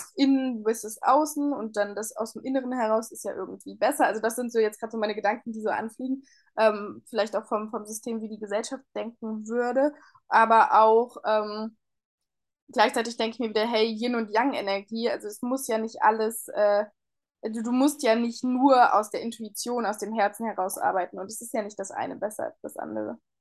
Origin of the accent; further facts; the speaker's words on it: Northern Hesse, Germany; Ich bin acht Jahre lang Saison gelaufen hier in, äh, in Nordhessen immer. Also äh, in meiner ja, Kindheit, Jugend unfassbar viel gelaufen